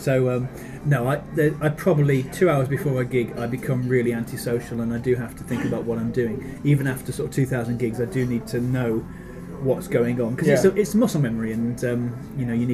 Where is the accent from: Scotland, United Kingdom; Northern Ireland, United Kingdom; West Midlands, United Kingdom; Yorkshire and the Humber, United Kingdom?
West Midlands, United Kingdom; Newcastle-under-Lyme; moved away as an adult; also born or lived in Birmingham; I was born in Birmingham. Yeah, but I was raised from the age of three in Newcastle-under-Lyme, which is just outside Stoke-on-Trent.